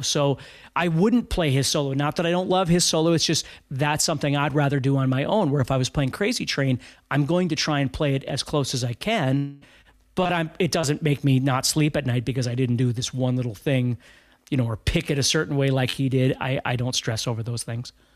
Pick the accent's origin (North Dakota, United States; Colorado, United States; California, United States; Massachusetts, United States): North Dakota, United States; Fargo; I'm from Fargo, North Dakota